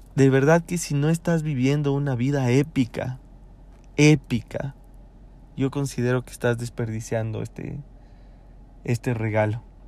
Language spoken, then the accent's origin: Spanish; Ecuador; acá en mi país